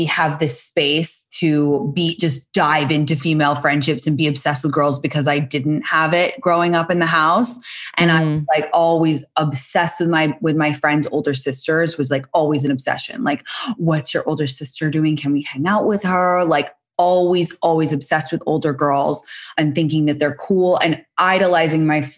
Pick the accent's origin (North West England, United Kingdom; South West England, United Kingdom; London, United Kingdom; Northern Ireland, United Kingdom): London, United Kingdom; moved away as an adult; now in United States; I am 30 years old. I'm from London, England.